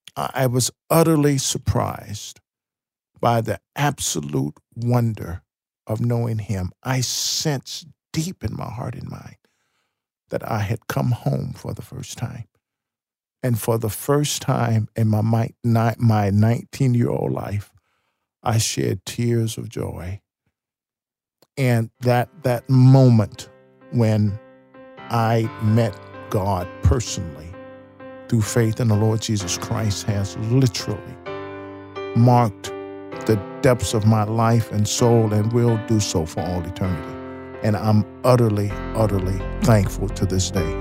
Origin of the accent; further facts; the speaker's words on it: Chicago, Illinois, United States; moved away as an adult; I'm away from Chicago, I'm away from the scene of my sin and ungodly living